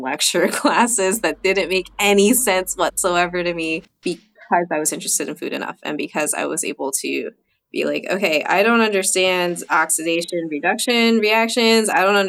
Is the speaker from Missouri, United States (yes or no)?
no; New Jersey, United States; Being from New Jersey, I had to pick something that was, you know, kind of harkens back to my home state.